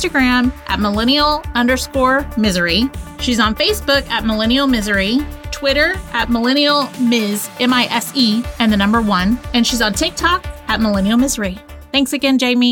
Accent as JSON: {"language": "English", "region": "Tennessee", "country": "United States", "said": "I was from Tennessee"}